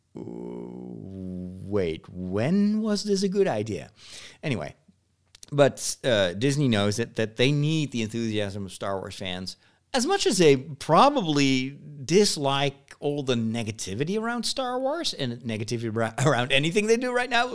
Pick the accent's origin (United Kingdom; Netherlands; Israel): Netherlands; English is a second language; I'm born in the Netherlands, and I've only learned English in high school.